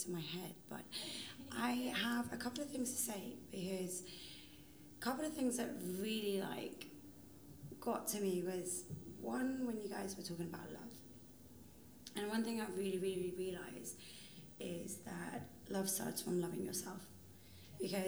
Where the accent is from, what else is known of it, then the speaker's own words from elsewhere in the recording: London, United Kingdom; also born or lived in Iran; I grew up my entire life in Holland, in London.